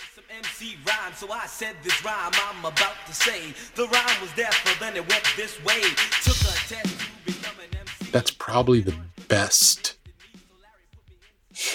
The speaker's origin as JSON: {"language": "English", "region": "New York", "country": "United States", "tie": "born or raised there"}